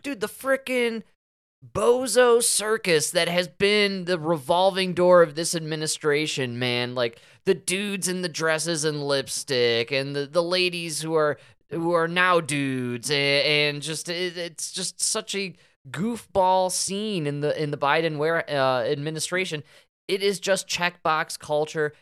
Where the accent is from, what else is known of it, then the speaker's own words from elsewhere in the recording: Chicago, Illinois, United States; I'm from Chicago